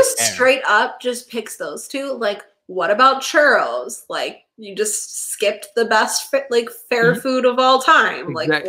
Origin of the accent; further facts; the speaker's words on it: Texas, United States; I grew up in Texas.